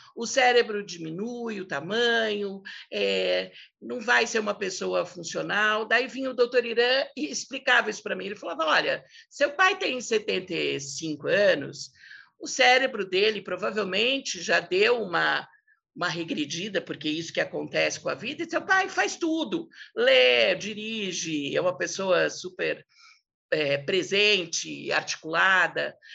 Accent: São Paulo, Brazil; a gente cresceu no Alto de Pinheiro

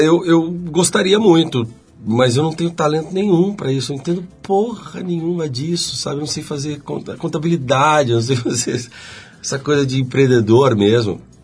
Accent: Curitiba, Paraná, Brazil; moved away; eu fui para Curitiba

